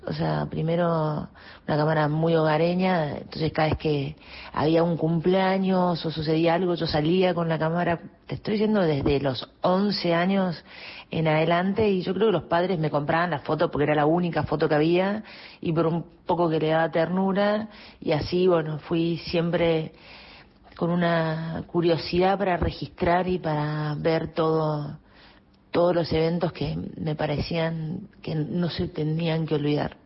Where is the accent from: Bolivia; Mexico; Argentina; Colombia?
Argentina; San Luis; also born or lived in Córdoba / Spain / Cuba; now in Buenos Aires, Argentina; ¿de dónde soy? De San Luis, yo soy de San Luis